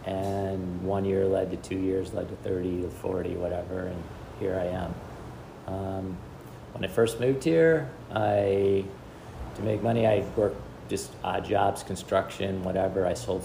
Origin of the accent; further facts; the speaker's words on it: Cleveland, Ohio, United States; moved away; I was born in Cleveland, Ohio. As well as Jim, our families are from there. Went to high school in Cleveland